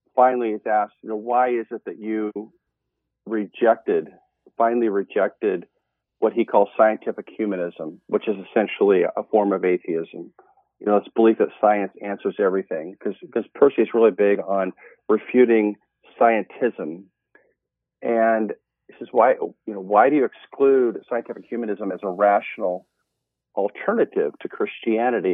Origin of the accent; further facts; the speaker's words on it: Montana, United States; moved away as an adult; also born or lived in Oregon; now in Eugene, United States; I was originally born and raised in Montana